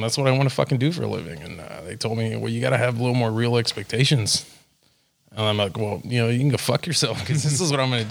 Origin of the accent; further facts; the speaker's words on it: McAllen, Texas, United States; now in Florida, United States; Originally, I was born in McAllen, Texas